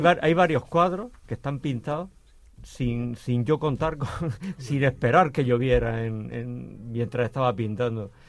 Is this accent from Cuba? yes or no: no; Las Torres de Cotillas, Region of Murcia, Spain; allí en mi pueblo, en las Torres de Cotillas